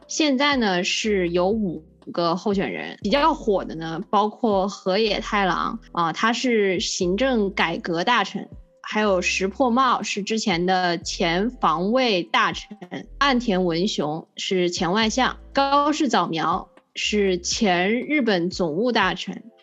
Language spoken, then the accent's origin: Chinese; China; 因为我们呢是作为中国人